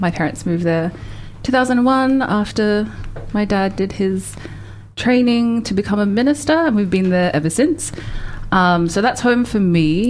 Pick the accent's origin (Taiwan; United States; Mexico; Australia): Australia; moved away as an adult; now in Dunedin, New Zealand; I actually grew up in Australia. I've only really been in New Zealand for like the last three years